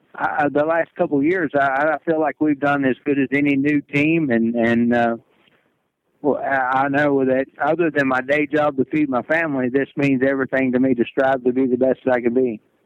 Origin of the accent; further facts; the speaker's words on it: Kentucky, United States; I'm from Kentucky